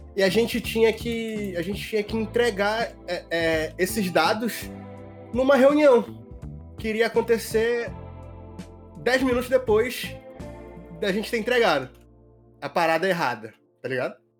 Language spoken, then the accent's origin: Portuguese; Monte Dourado, Pará, Brazil; eu sou de Monte Dourado